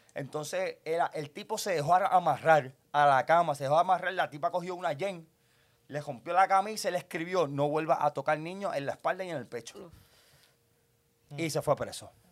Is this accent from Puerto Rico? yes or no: yes; Puerto Rico; mi pueblo